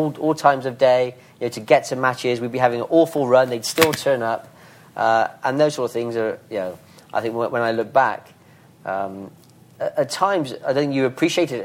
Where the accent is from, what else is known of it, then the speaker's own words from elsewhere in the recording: Bristol, South West England, United Kingdom; accent: Bristolian; moved away as an adult; my Bristolian accent